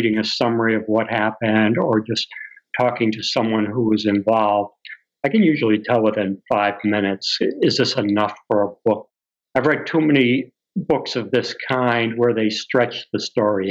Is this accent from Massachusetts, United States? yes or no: yes; Massachusetts, United States; also born or lived in Florida / Vermont; I'm from Massachusetts.